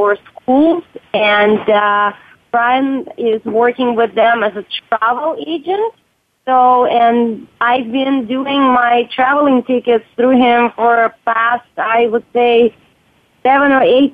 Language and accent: English; Russia; moved away; I grew up in Russia